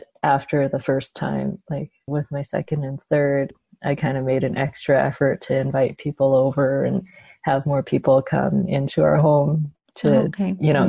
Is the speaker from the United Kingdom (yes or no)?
no; Canada; I'm Chinese Canadian. My parents were born in China and immigrated to Canada and then had me and my brother. And I grew up in Canada